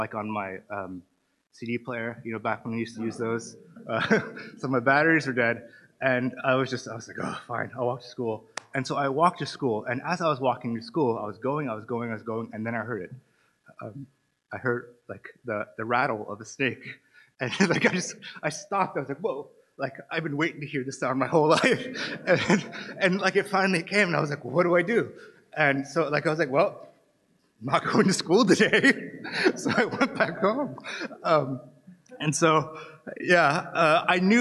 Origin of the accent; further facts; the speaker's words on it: Antelope Valley, California, United States; now in Cork, Ireland; I'm American. For those of you who don't know, I'm from California. I'm actually from Los Angeles, but I usually say Los Angeles, but it's a little bit over the hills north of Los Angeles in an area called the Antelope Valley